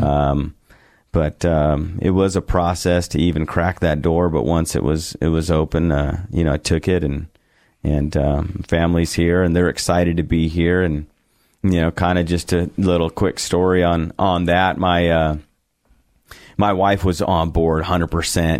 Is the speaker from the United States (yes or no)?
yes; San Diego, California, United States; moved away as an adult; also born or lived in Bakersfield, California / Alamosa, Colorado; now in Boise, United States; I grew up in San Diego